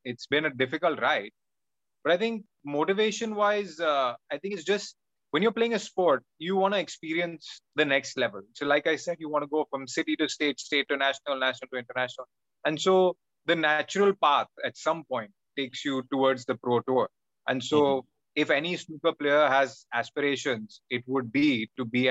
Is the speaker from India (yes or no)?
yes; Mumbai, Maharashtra, India; I was in Don Bosco in Mumbai, which is very famous for its football team